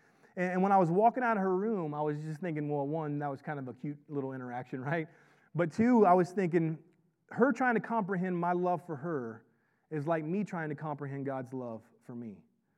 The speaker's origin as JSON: {"language": "English", "region": "the South", "country": "United States", "tie": "born or raised there", "said": "I grew up in the South, and I just make stuff up."}